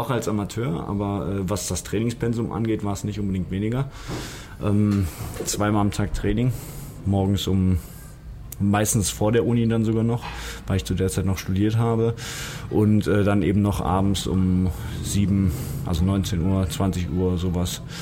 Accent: Düsseldorf, North Rhine-Westphalia, Germany; Gerresheim, meine Heimat. Also ich bin hier aufgewachsen in Gerresheim.

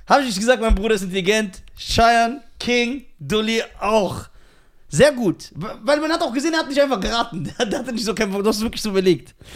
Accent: Germany; Ich bin mehr Deutscher als ein Deutscher. Weil ich Deutsch bin.

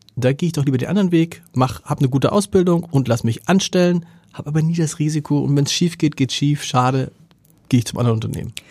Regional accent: Hamburg, Germany; als Hamburger

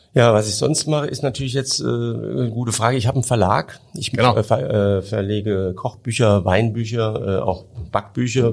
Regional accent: Hunsrück, Rhineland-Palatinate, Germany; ich komme aus dem Hunsrück

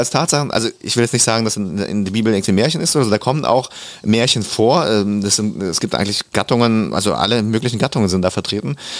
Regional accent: Germany; German is a second language; also born or lived in Kazakhstan; ich war der einzige nicht-deutschsprachige in der dritten Klasse dann gleich und mhm. ich musste es relativ schnell lernen, die deutsche Sprache

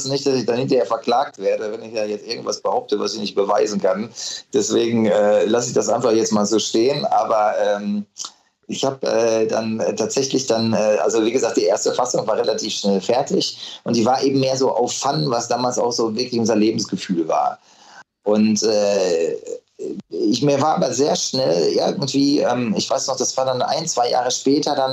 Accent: Unna, North Rhine-Westphalia, Germany; ich bin dann irgendwann in meiner Heimatstadt Unna gewesen und äh, bin dann so gejoggt.

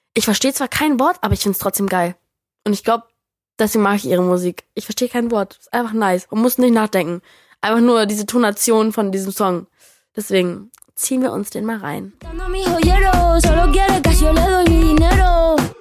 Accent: United States; moved away; also born or lived in New York; ich Amerikanerin bin

